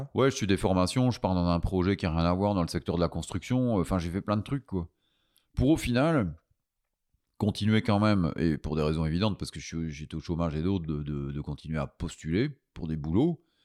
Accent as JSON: {"language": "French", "country": "Belgium", "said": "je suis un Belge"}